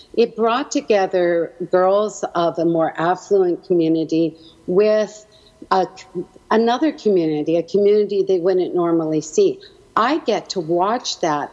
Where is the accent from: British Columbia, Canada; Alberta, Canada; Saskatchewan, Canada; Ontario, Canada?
Alberta, Canada; Edmonton; also born or lived in Halifax, Nova Scotia; I was born in Halifax, Nova Scotia, and eventually my parents made it out to Edmonton, where they had my four brothers